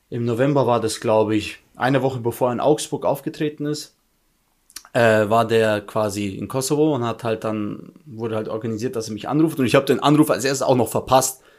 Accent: Albania; wir sind auch Albaner, komm schon.

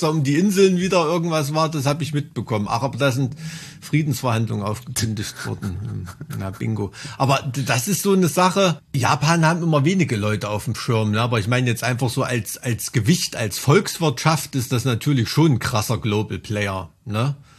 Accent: East Germany, Germany; bin ich ganz oft der einzige Ossi dort

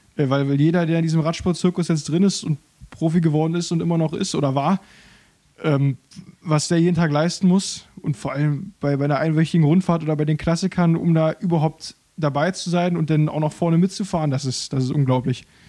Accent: Berlin, Germany; also born or lived in Rangsdorf, Brandenburg; da bin ich dann etwas später, mit 10, 12 Jahren umgezogen nach Berlin, nach Berlin-Köpenick, Köpenick-Grünau, um genau zu sein. Und da habe ich, ja, bis ich 20 war, mein gesamtes Leben lang verbracht. Äh, bin da aufgewachsen

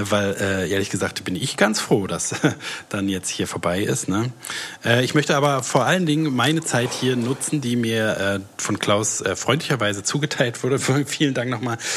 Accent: Berlin, Germany; ich, bin, ich komme aus Berlin

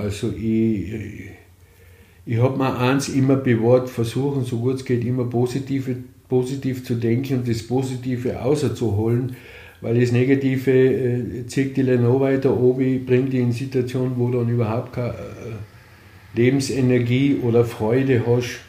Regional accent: Austria; moved away as an adult; also born or lived in Vienna, Austria; now in Lienz, Austria; Ich bin aufgewachsen im Grafnanger, habe da meine Jugend verbracht, bis ich dann noch beruflich äh, nach Wien gegangen bin.

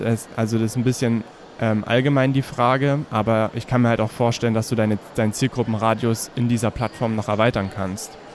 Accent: Herrnhut, Saxony, Germany; now in Görlitz, Germany; tatsächlich komme ich ursprünglich aus der Ecke Herrnhut

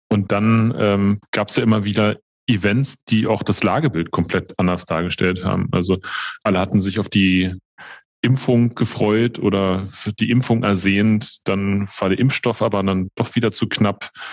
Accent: Berlin, Germany; Ich bin 44 Jahre alt, gebürtiger Berliner, habe äh, meine Ausbildung zum Bankkaufmann in Berlin gemacht

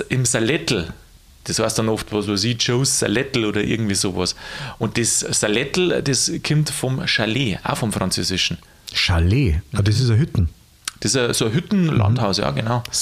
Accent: Bavaria, Germany; ich bin ja doch in Niederbayern aufgewachsen und da hast du halt nur ein bisschen mehr Sprache auch.

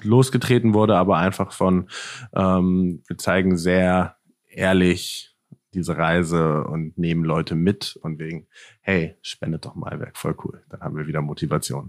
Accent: Northern Germany, Germany; moved away as an adult; also born or lived in Netherlands; also ich komme aus Deutschland, komme aus Norddeutschland, bin dann ähm, nach Holland gezogen, in den Niederlanden, um da zu studieren

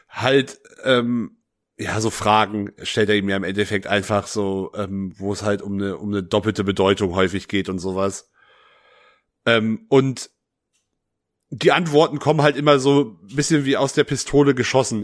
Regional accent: West Germany, Germany; ich bin nun mal im Westen geboren und aufgewachsen

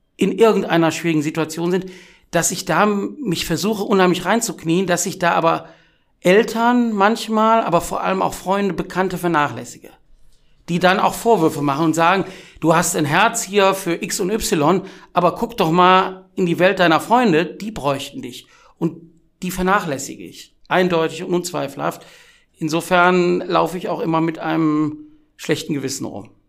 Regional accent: Wuppertal, North Rhine-Westphalia, Germany; Ich komme aus Wuppertal, das macht einen großen Teil meiner Identität aus

